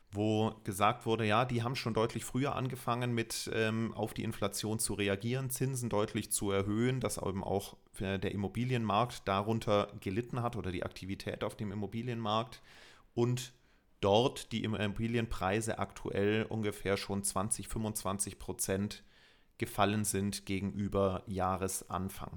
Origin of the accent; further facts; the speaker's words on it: Germany; bei uns in Deutschland